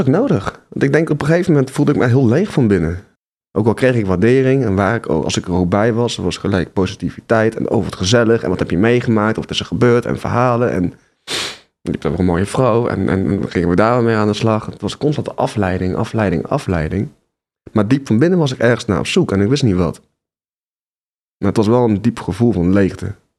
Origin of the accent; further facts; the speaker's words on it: Nijmegen, Gelderland, Netherlands; Ik ben ehm, geboren in Nijmegen